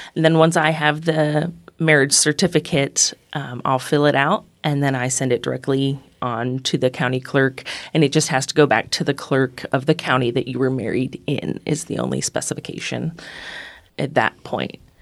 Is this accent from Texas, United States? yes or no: no; Northeastern Ohio, United States; moved away as an adult; also born or lived in upstate New York; now in Lexington, United States; I'm originally from Northeastern Ohio, lived in upstate New York, and have been in Lexington for about nine years now.